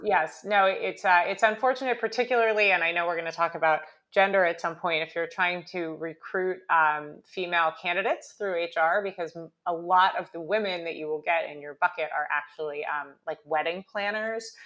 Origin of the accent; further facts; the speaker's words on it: California, United States; moved away as an adult; now in New York, United States; I grew up in California, I went to school in New York, I'm mostly a New Yorker at this point